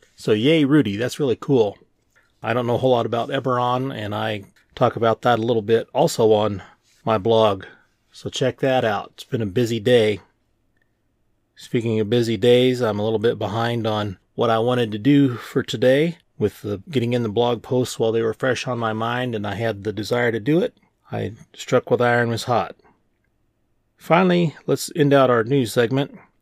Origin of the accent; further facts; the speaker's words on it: Kansas City, Missouri, United States; I grew up in the Kansas City area. When I say Kansas City, I mean Missouri.